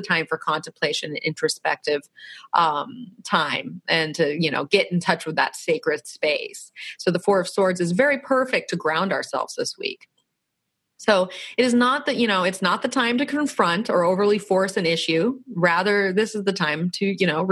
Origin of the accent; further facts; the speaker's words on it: Florida, United States; now in San Diego, United States; I'm from Florida, so we kind of have that East Coast, Southeast going on